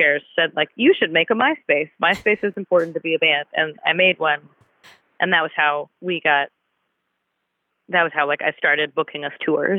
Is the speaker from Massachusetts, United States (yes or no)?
yes; Cambridge, Massachusetts, United States; now in Durham, United States; I grew up in Cambridge, Massachusetts.